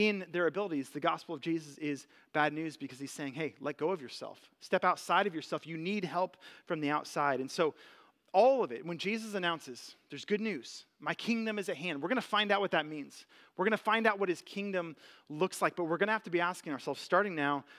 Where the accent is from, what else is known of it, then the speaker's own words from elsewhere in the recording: United States; American citizens